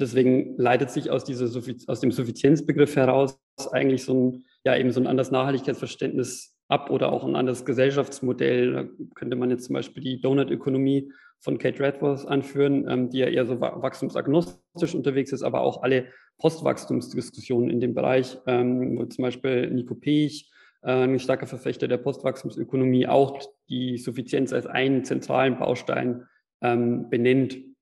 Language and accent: German; Regensburg, Bavaria, Germany; in meiner Heimatstadt in Regensburg